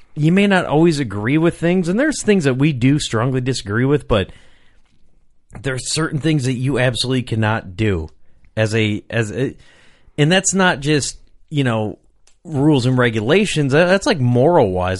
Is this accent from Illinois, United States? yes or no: yes; Rock Island, Illinois, United States; I grew up in Rock Island, Illinois